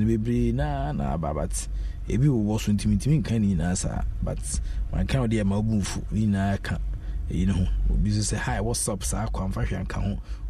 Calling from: Maryland, United States; Say, Chairman, I'm listening from Maryland.

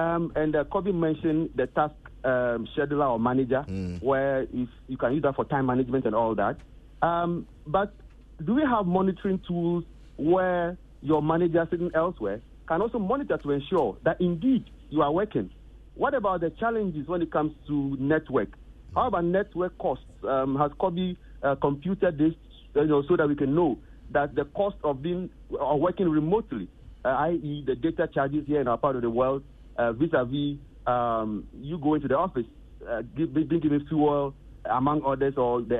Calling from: Tema, Greater Accra, Ghana; I'm calling from Tema.

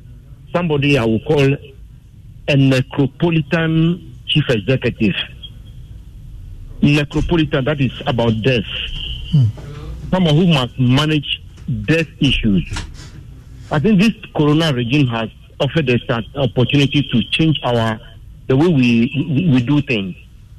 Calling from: Sogakope, Volta, Ghana; I'm calling from Soga Kofi.

